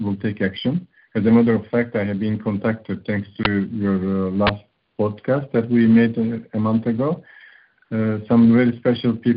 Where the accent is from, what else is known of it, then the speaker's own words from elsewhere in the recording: Turkey; now in Romania; I was born in Turkey, right now living in Romania for over 25 years